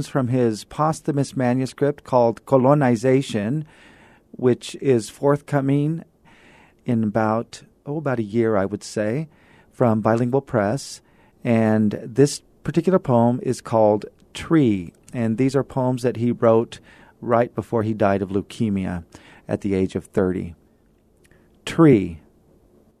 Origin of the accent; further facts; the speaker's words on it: California, United States; now in El Paso, United States; I'm from California